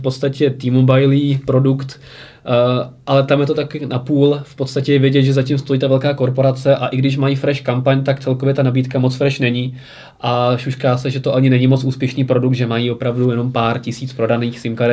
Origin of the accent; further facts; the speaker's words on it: Prague, Czechia; u nás v Praze